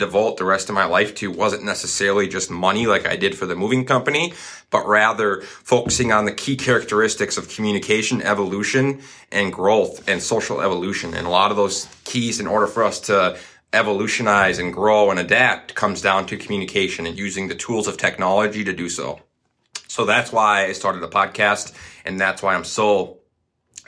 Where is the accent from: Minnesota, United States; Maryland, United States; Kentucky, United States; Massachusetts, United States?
Minnesota, United States; Coon Rapids; now in Duluth, United States; in the Twin Cities in Coon Rapids, Minnesota, my hometown. That's where I grew up